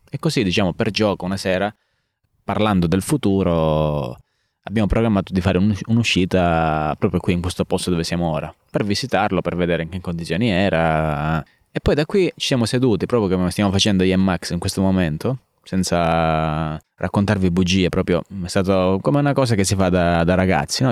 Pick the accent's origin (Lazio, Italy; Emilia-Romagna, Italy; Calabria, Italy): Calabria, Italy; San Floro; also born or lived in Naples; io sono cresciuto a San Floro, fino all'età di 18 anni, quindi ho fatto le scuole superiori anche qui in Calabria